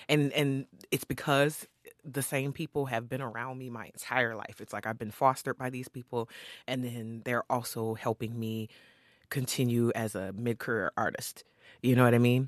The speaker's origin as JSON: {"language": "English", "town": "Saint Paul", "region": "Minnesota", "country": "United States", "tie": "born or raised there", "said": "I grew up in Rondo, the Rondo neighborhood, um, right on Carroll and Victoria"}